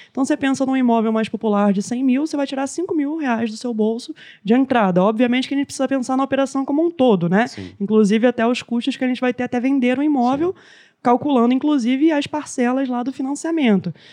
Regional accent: Rio de Janeiro, Brazil; Ó, oh, é que a gente, como carioca, você tem

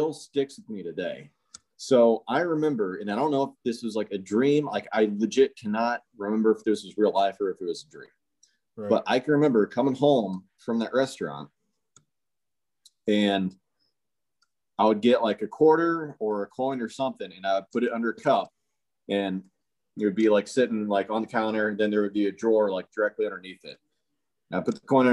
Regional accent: Castalia, Ohio, United States; moved away as an adult; also born or lived in Willshire, Ohio / Mexico; we just moved back up into Ohio, where I'd spent largest majority of my life, which was a place called Castillo, Ohio. Really small town. Every time I tell someone, you know, oh yeah, that's where I'm from

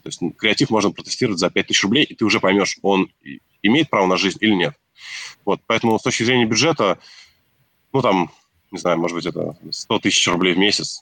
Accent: Nizhny Novgorod, Nizhny Novgorod Oblast, Russia; мы сами из регионов, вот там Сергей из Архангельска, я из Нижнего Новгорода

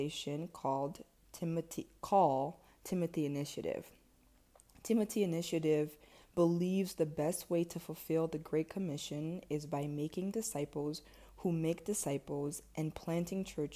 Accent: DR Congo; also born or lived in Ivory Coast / Cameroon; now in United States; I was born in Ivory Coast and I lived there for about 3 to 4 years. And then I moved to the Democratic Republic of Congo, where my entire family is from

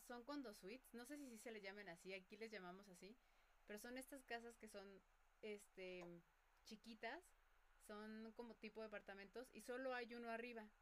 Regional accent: Mexico; los mexicanos

